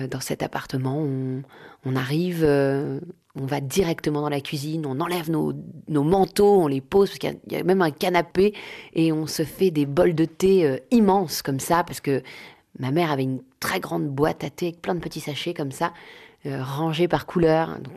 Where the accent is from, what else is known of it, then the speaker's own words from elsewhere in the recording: Paris, Île-de-France, France; Je vais vous emmener au 110 rue du Faubourg Poissonnière. C'est là où j'ai grandi. C'était l'appartement de mes parents.